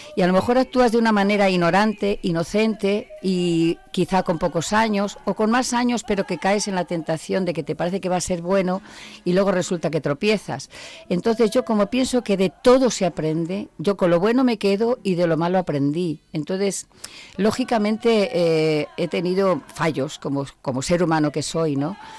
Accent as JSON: {"language": "Spanish", "town": "Zamora", "region": "Castile and León", "country": "Spain", "said": "soy castellana"}